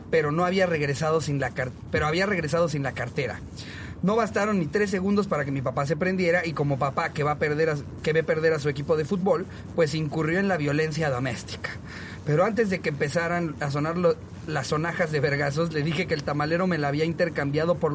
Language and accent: Spanish; Mexico; Solíamos comprar todos los sábados tamales para desayuno como buen mexicano.